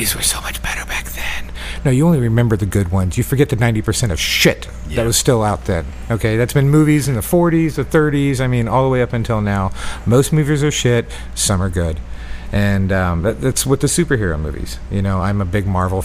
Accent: Fairborn, Ohio, United States; I was from Fairborn

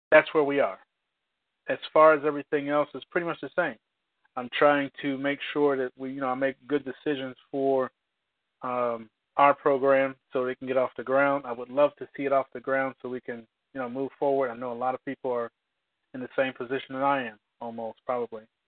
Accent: United States; I'm an American

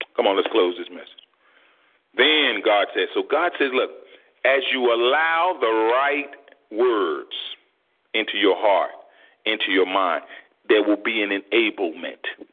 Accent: United States; as African American parents

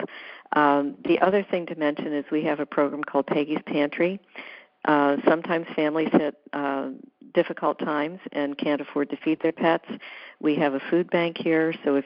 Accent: the South, United States; I'm from the South

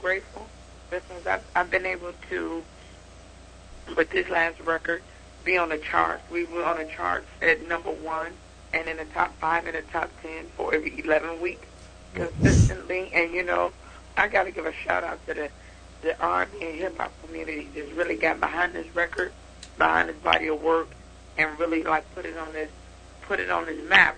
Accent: Chicago, Illinois, United States; now in East Coast, United States; I was born and raised in Chicago, but I live on the East Coast.

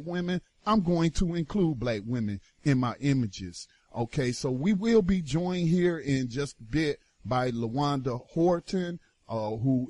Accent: North Carolina, United States; North Carolina, my home state

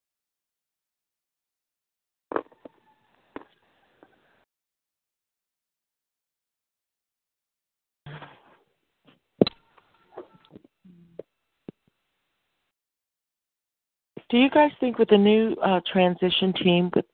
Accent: United States; I am an American.

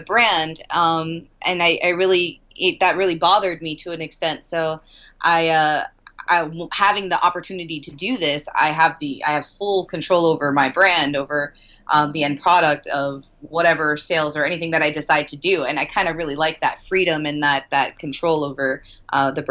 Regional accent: Miami, Florida, United States; I'm from Miami

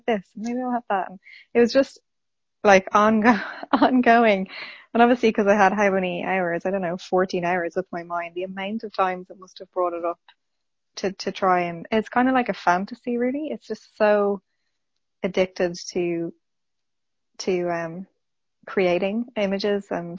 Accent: Dublin, Leinster, Ireland; Dublin in Ireland.

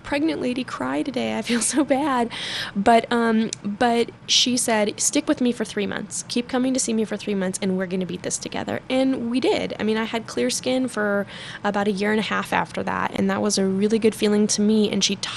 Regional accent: Denver, Colorado, United States; also born or lived in Arvada, Colorado / Westminster, Colorado; I actually grew up in Denver. I'm from Arvada originally, and I live in Westminster now

